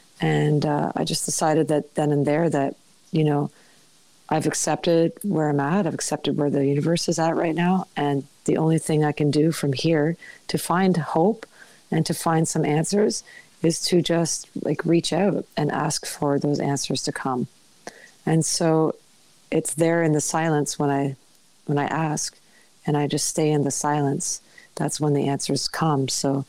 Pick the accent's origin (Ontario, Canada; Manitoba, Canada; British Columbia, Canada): British Columbia, Canada; Pender Island; I had been walking along the road in my hometown of Pender Island